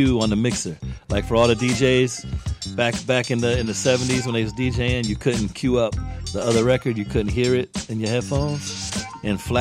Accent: Tampa, Florida, United States; I grew up here in Tampa and I was influenced by the music

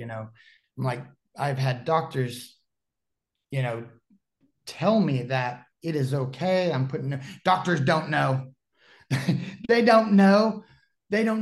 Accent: Dallas, Texas, United States; moved away as an adult; I'm originally from Dallas, Texas

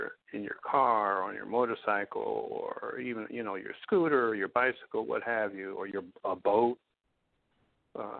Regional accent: New Jersey, United States; I'm in my home state of New Jersey in the town of Maplewood right now

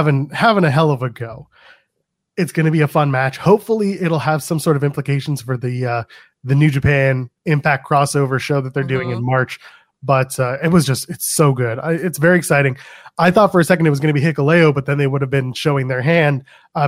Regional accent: Canada; I'm Canadian

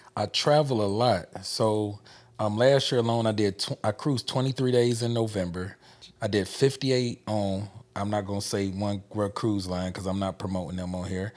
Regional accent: Memphis, Tennessee, United States; We come from Memphis, Tennessee

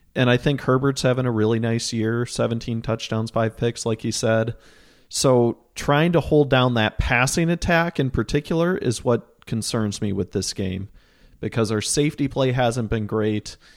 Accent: East Central Iowa, United States; moved away; I grew up in East Central Iowa as a big Packers fan.

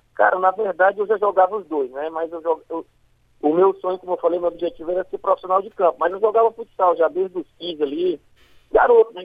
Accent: Fortaleza, Ceará, Brazil; Sou, sou do Jardim Violeta aqui do Barroso, aqui, próximo ao campo do Remo

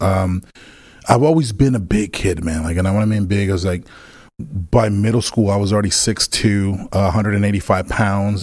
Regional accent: Villahermosa, Tabasco, Mexico; now in Texas, United States; I was born in Mexico, um, I was born in a, in a small place called Villahermosa, Tabasco, which is close to Cancun

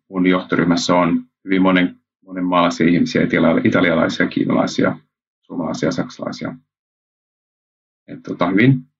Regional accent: Japan; Synnyin Japanissa ja olen koko lapsuuteni käytännössä asunut siellä ja vanhemmat olivat lähetystyössä siellä

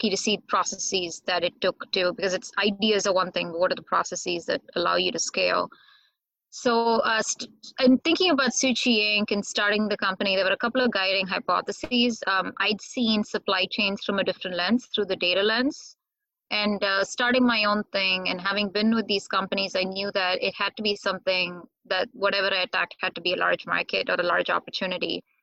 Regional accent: India; now in United States

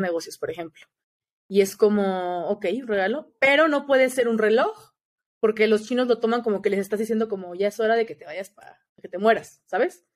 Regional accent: Mexico; soy de México

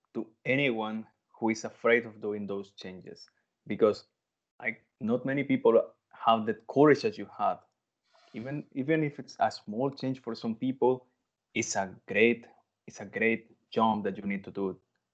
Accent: El Salvador; English is a second language; also born or lived in Poland; now in Spain; As you said, in my case, I came from El Salvador to Poland, and right now I'm doing to another drastic change to Spain.

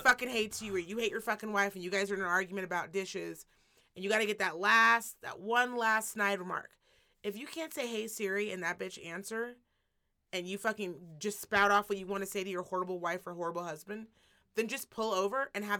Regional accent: Midwest, United States; I'm from Midwest and I got taken.

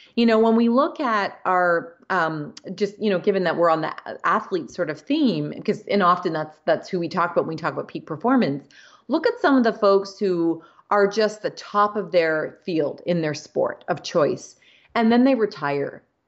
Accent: Canada; so I'm Canadian

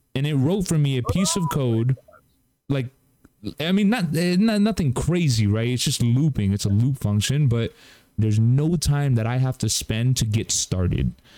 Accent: Cuba; I'm Cuban

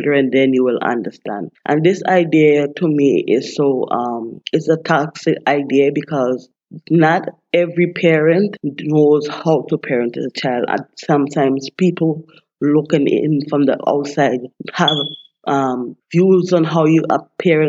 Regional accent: St. Vincent & Grenadines; moved away as an adult; now in United States; I was born and raised in St. Vincent and the Grenadines

